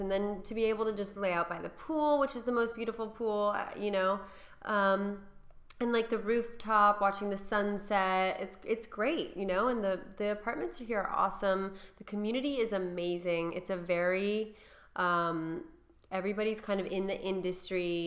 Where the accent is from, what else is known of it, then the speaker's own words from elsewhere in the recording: Malibu, California, United States; also born or lived in the Valley, Los Angeles / Hollywood / New York / Beverly Hills; now in Los Angeles, United States; when I was growing up in Malibu, it was very small town